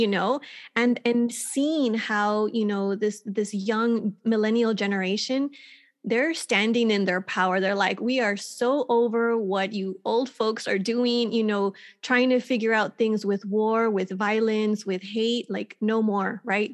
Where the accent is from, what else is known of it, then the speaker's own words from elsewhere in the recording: Texas, United States; moved away as an adult; now in California, United States; I was born and raised in Texas and, um, lived on the border in Texas in a small town